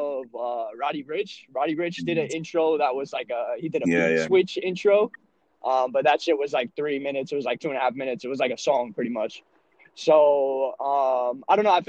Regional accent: suburban New Jersey, United States; also born or lived in Rockaway, New Jersey; I'm just a little white kid from suburban New Jersey. I live in Rockaway, New Jersey

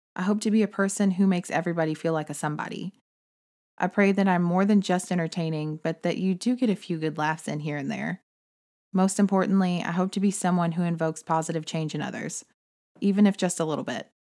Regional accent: Texas, United States; I'm from Texas, and I consider it to be more like family than a home state.

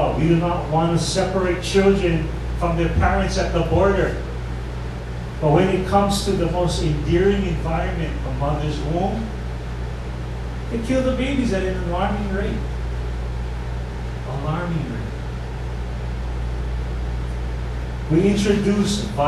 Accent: Hawaii, United States; being one Hawaiian

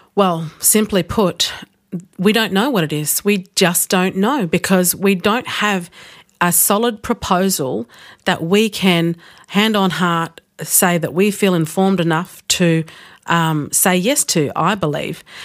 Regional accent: Australia; as an Australian, we have a won-, wonderful shared Australian values

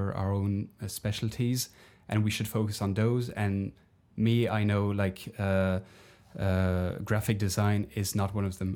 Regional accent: Belgium; moved away; my home country of Belgium

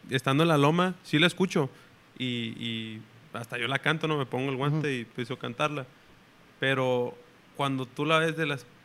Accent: Monterrey, Nuevo León, Mexico; estoy en Monterrey, entonces me siento con, seguridad, decir, en mi tierra, pues.

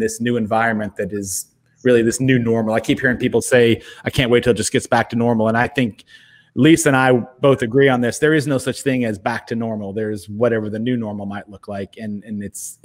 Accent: San Diego, California, United States; moved away; I'm actually from San Diego.

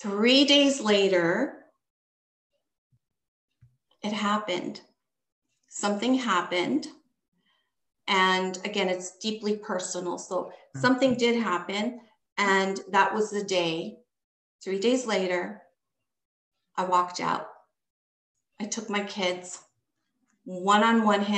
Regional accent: Canada; I was born here in Canada

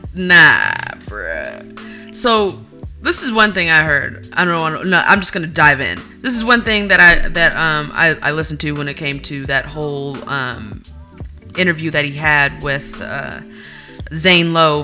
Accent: California, United States; We are originally from California.

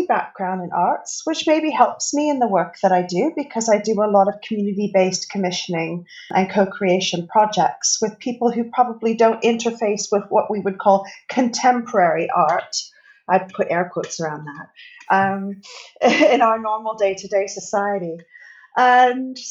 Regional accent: Canada; moved away as an adult; now in Bristol, United Kingdom; you can probably tell by my accent that I am not from the UK. I'm actually from Canada.

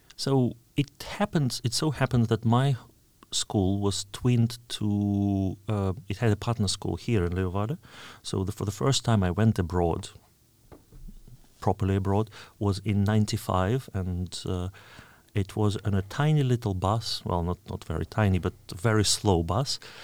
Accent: Oryol, Oryol Oblast, Russia; English is a second language; moved away; my hometown, Orel

